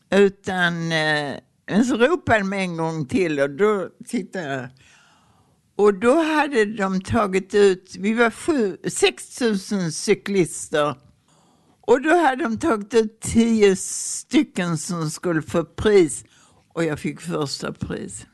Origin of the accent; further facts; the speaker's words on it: Ystad, Skåne, Sweden; also born or lived in Prästheden; på mina föräldrars statare på Krageholms gård